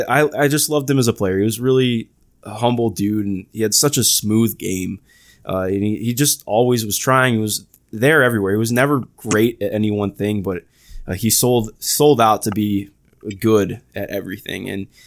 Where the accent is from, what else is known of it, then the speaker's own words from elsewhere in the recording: Cleveland, Ohio, United States; I'm not from Indiana. I'm from Cleveland, Ohio.